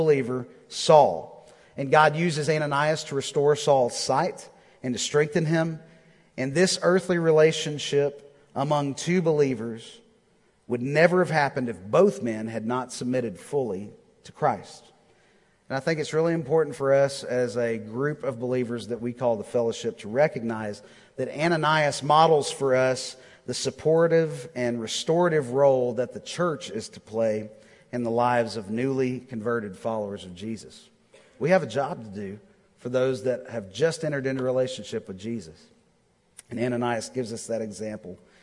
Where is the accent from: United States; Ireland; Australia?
United States; Texas; moved away as an adult; now in Nashville, United States; I'm from Texas